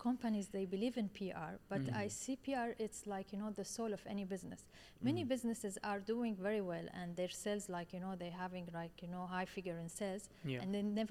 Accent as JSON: {"language": "English", "country": "Syria", "moved": "yes", "lives_now": "Dubai, United Arab Emirates", "said": "I came from Syria. I came to Dubai 19 years ago."}